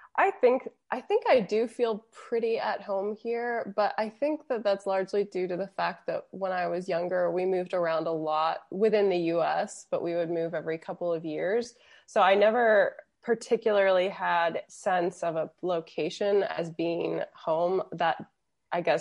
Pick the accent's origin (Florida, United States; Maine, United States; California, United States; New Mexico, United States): Florida, United States; moved away as an adult; also born or lived in London / Interlaken; now in Switzerland; I'm from Florida. Florida's very, very flat